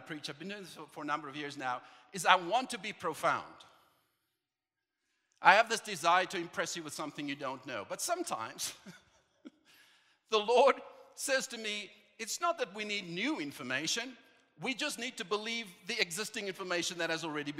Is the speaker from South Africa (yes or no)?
yes; South Africa; moved away; back home, I'm from South Africa